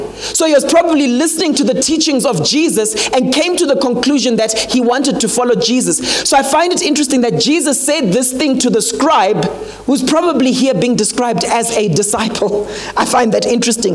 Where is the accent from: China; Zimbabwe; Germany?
Zimbabwe; Harare; also born or lived in Mutare; now in South Africa; I grew up in Harare, but we come from the Mutare area